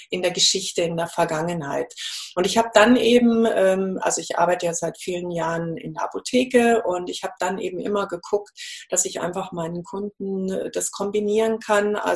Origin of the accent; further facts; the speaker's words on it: Munich, Bavaria, Germany; also ich bin in München aufgewachsen und habe da auch studiert